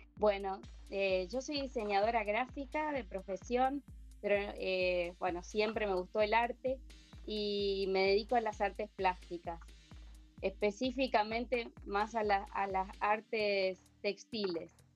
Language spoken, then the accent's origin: Spanish; Argentina; moved away as an adult; now in Asunción, Paraguay; estoy en Asunción, Paraguay. Eh, yo soy argentina, pero hace 30, 32 años que, me radiqué acá